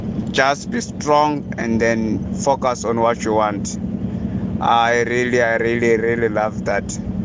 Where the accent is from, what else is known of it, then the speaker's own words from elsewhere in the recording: Western Cape, South Africa; I'm from Western Cape in Mama's Berry side.